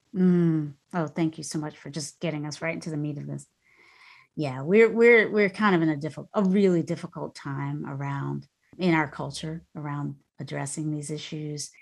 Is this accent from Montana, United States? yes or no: no; North Carolina, United States; moved away; also born or lived in Virginia; that little house I grew up in North Carolina, grew up in in North Carolina or spent a lot of time in, raised with my grandmother